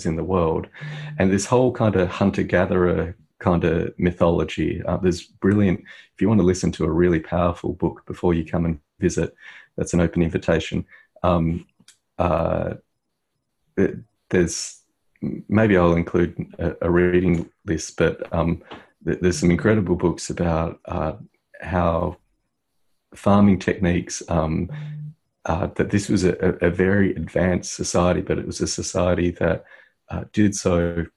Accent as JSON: {"language": "English", "country": "Australia", "tie": "born or raised there", "said": "I'm a first generation Australian. My dad migrated in 1972"}